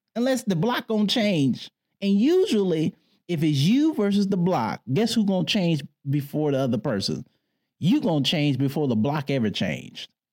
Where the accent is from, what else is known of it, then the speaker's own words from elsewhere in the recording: Detroit, Michigan, United States; I grew up in Detroit